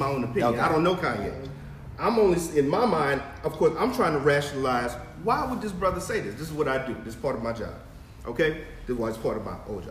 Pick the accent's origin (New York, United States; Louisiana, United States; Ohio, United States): Louisiana, United States; I'm from Louisiana